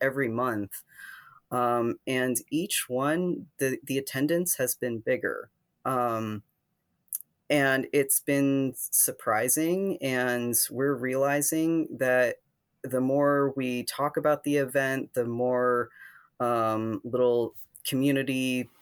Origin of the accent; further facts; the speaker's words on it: Ohio, United States; moved away; I grew up in Ohio, in a conservative town, but actually not as conservative as the one that I ended up